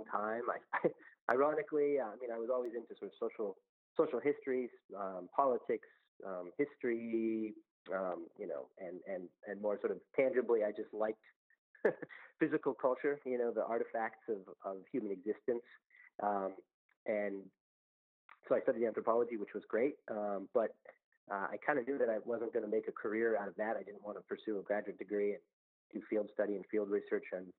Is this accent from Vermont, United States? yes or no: yes; Woodbury, Vermont, United States; moved away as an adult; now in Philadelphia, United States; I grew up in Vermont, northern Vermont, a small town called Woodbury